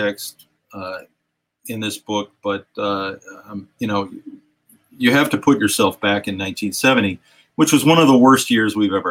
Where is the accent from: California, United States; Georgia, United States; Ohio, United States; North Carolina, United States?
Ohio, United States; Richfield; Richfield, Ohio, which is my hometown